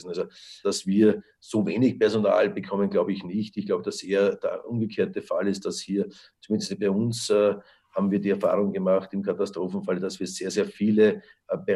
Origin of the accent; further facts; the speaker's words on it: Lower Austria, Austria; da sind wir sicher europaweit vorne als Niederösterreicher